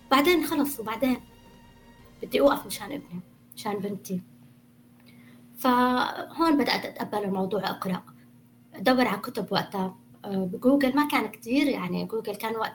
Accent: Syria; now in Canada; بعد ما صارت الثورة ما للأسف طلعت من سوريا

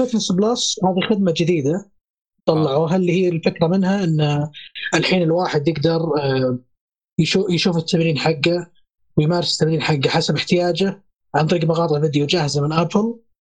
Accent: Saudi Arabia; عندنا في السعودية

